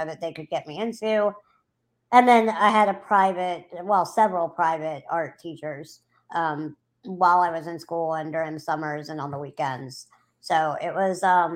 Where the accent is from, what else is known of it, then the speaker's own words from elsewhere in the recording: New Orleans, Louisiana, United States; I'm from New Orleans, Louisiana. I have lived here since I was 8 months old.